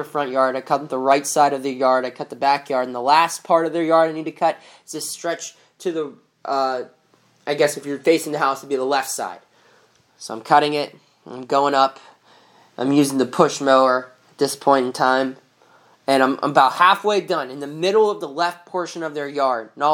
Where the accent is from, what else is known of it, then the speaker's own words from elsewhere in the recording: Eldersville, Pennsylvania, United States; I grew up in a tiny, tiny little town called Eldersville, Pennsylvania